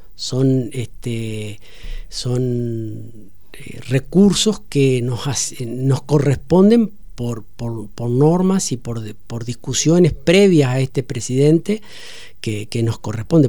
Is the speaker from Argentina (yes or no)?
yes; Entre Ríos, Argentina; como entrerriano, como argentino